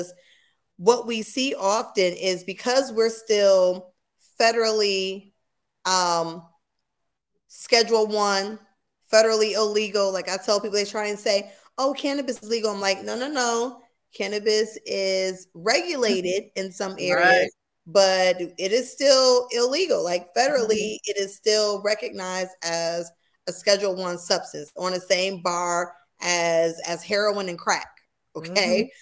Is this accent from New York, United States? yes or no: yes; New York, United States; now in Austin, United States; I am from New York, but I live in Texas.